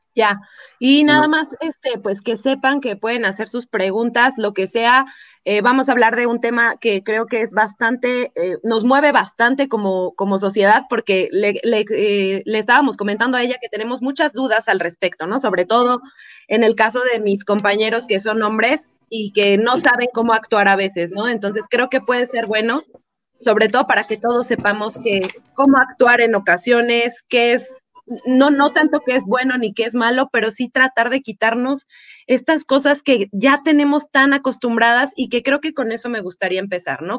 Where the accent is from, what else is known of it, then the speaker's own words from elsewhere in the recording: Mexico; estamos muy acostumbrados como sociedad mexicana